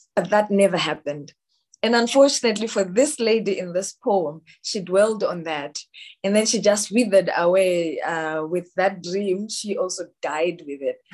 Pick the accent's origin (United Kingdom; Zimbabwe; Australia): Zimbabwe; I am from Zimbabwe